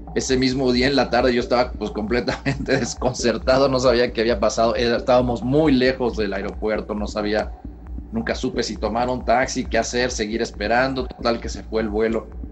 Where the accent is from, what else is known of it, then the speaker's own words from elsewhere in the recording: Mexico; por primera vez en mi, vida salí de este país, salí de México directo a Eslovaquia